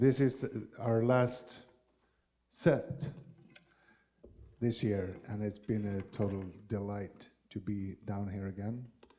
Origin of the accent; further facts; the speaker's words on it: Sweden; standing in front of you, and we come from Sweden. We traveled a long way.